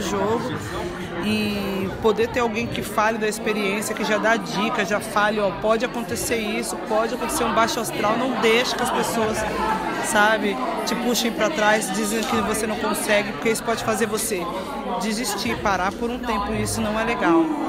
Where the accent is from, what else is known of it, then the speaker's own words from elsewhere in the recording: São Paulo, Brazil; nasci na, na Vila Brasilândia